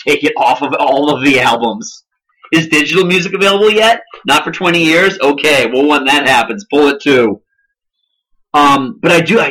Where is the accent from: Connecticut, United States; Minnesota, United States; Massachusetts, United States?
Massachusetts, United States; Boston; We're from Boston.